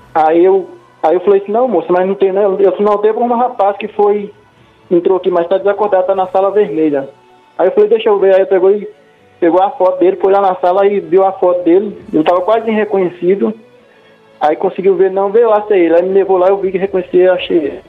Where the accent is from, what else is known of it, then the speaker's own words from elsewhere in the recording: Minas Gerais, Brazil; now in Rio de Janeiro, Brazil; eu moro no Rio de Janeiro, só que aí nós somos de Minas Gerais